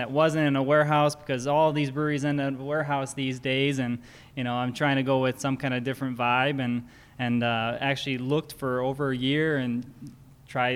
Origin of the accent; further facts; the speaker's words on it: Hickory Hills, Illinois, United States; I grew up in Hickory Hills, like less than a mile away. My parents still live there